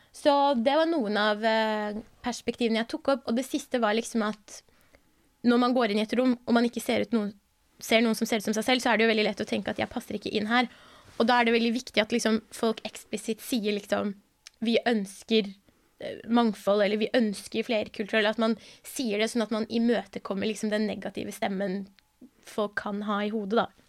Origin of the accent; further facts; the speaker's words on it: Bærum, Akershus, Norway; also born or lived in Iran; jeg har vokst opp i Bærum, så jeg er veldig vant til å være den eneste brune i rommet